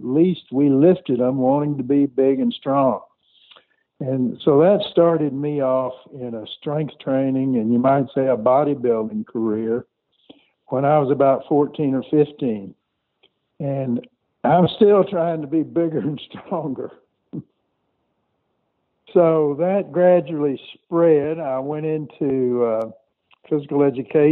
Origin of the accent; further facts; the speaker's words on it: Conroe, Texas, United States; I grew up outside of Houston, Texas, in a small town called Conroe